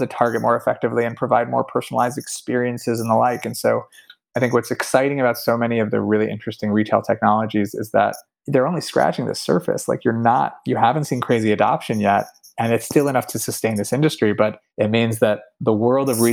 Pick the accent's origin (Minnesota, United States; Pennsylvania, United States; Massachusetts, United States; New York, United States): Pennsylvania, United States; I grew up in Pennsylvania